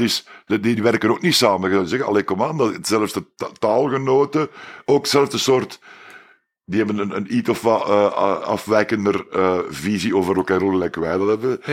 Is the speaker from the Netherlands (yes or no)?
no; Belgium; Wij als Belgen